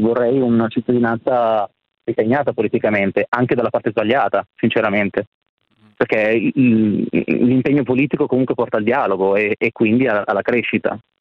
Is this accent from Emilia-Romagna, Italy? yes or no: no; Milan, Lombardy, Italy; Io però sono di Milano